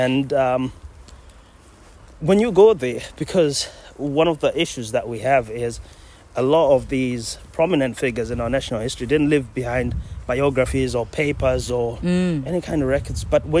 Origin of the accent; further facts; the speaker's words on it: Zimbabwe; now in Scotland; I'm from Zimbabwe originally, but now I'm the most Scottish man alive.